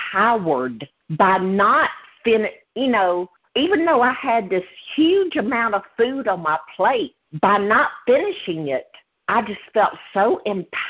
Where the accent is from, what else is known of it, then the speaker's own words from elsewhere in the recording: the South, United States; accent: thick Southern; As you can tell, I am from the South. I have a very thick Southern accent.